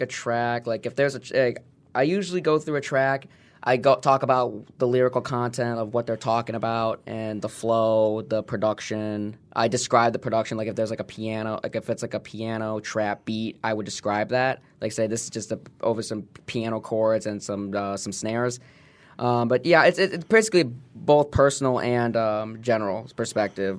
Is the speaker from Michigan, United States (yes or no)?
yes; Royal Oak, Michigan, United States; also born or lived in Wixom, Michigan / Livonia, Michigan; I was born in Royal Oak